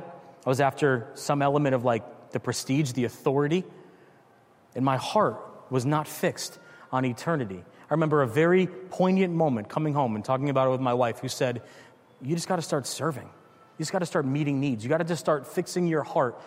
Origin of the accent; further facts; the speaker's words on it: Connecticut, United States; moved away as an adult; also born or lived in Richmond, Virginia; I'm from Connecticut, but my wife grew up out west. We moved to Richmond, Virginia for a number of years.